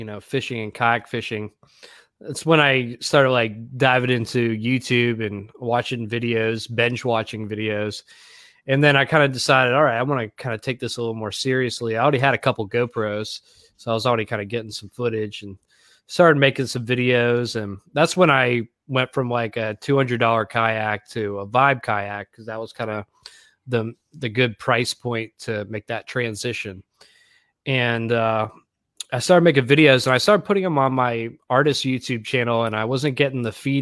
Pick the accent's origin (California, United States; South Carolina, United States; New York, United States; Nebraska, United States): South Carolina, United States; Greenville; moved away as an adult; also born or lived in Florida; now in Nashville, United States; I'm originally from Greenville, South Carolina, but I moved down to Florida, God, probably 10 years ago. And then I just moved to Nashville a year ago